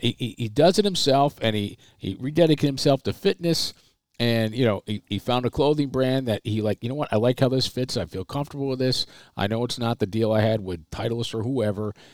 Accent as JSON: {"language": "English", "town": "Waterloo", "region": "New York", "country": "United States", "tie": "born or raised there", "said": "growing up in Waterloo, New York"}